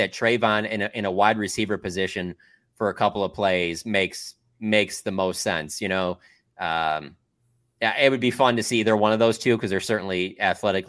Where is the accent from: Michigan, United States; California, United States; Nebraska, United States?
Michigan, United States; Detroit; growing up in the Detroit area at the time